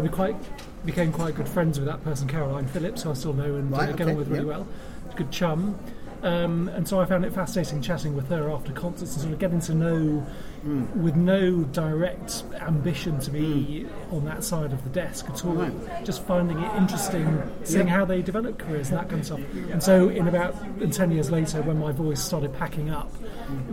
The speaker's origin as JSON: {"language": "English", "town": "Leeds", "region": "Yorkshire and the Humber", "country": "United Kingdom", "tie": "born or raised there", "said": "I was brought up in Leeds"}